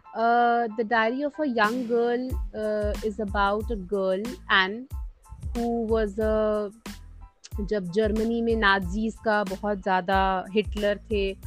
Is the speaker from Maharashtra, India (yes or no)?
no; Prayagraj, Uttar Pradesh, India; मैं प्रयागराज उत्तर प्रदेश की रहने वाली हूँ